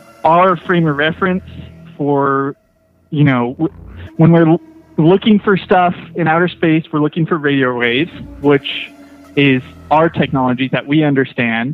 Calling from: Fortuna, California, United States; I'm calling from Northern California, Fortuna

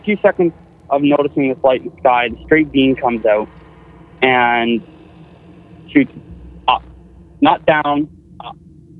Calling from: Tillsonburg, Ontario, Canada; … from Tilsonburg, Ontario.

